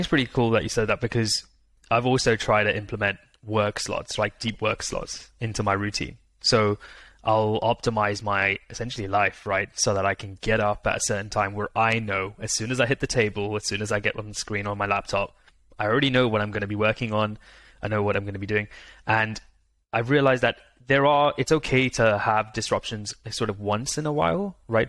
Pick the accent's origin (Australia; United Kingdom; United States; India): India; I'm Indian myself